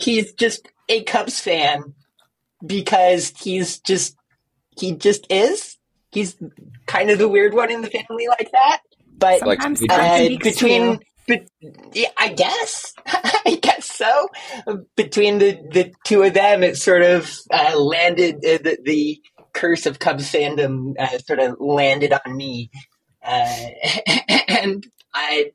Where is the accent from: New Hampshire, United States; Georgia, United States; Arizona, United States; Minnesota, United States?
Arizona, United States; Tucson; moved away as an adult; also born or lived in Phoenix, Arizona; now in West Coast, United States; I am originally from Arizona. I grew up in Tucson